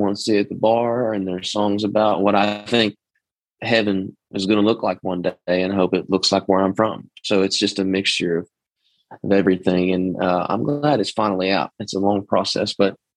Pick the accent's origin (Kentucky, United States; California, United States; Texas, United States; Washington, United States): Texas, United States; East; accent: twang; I'm from Texas. I'm from East Texas too. So the twang is in there naturally